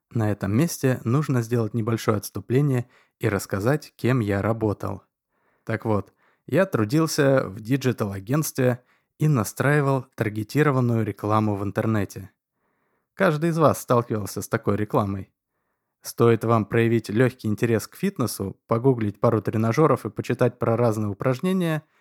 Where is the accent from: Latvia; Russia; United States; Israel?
United States; Chicago, Illinois; born there; Родители на самом деле назвали меня …, но так как я родился в Америке – а именно в Чикаго, то … или … меня звали только в родительском доме.